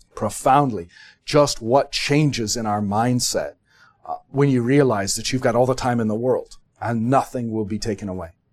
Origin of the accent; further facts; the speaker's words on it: United States; we're American